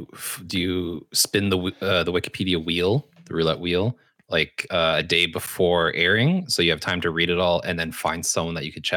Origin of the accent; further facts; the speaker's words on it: Canada; Like I'm Canadian, and I feel like a lot of Canadians don't respond well to my comedy.